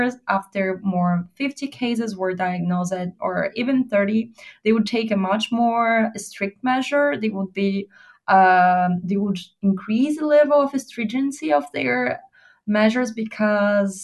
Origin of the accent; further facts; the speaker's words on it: Brazil; I'm from Brazil.